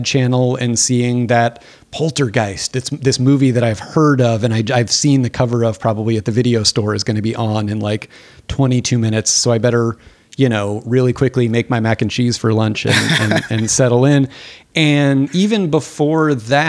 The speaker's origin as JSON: {"language": "English", "town": "Phoenix", "region": "Arizona", "country": "United States", "tie": "born or raised there", "said": "I grew up in Phoenix, Arizona, in a suburb very much like the Arizona suburb"}